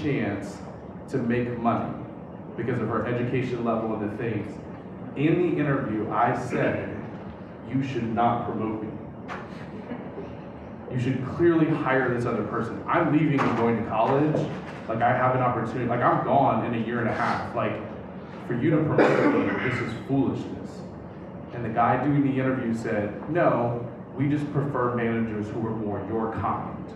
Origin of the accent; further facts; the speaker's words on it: Southern Louisiana, United States; I come from Southern Louisiana.